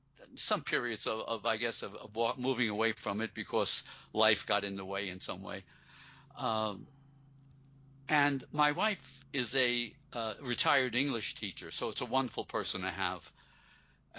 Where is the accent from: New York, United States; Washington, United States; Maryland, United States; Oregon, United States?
New York, United States; New York City; I grew up in Brooklyn, a working-class kid